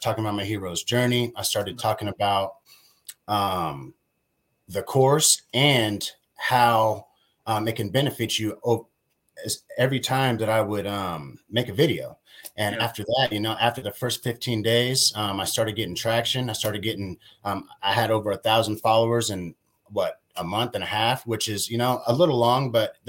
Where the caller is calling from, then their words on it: Las Vegas, Nevada, United States; I'm calling in from Las Vegas, Nevada.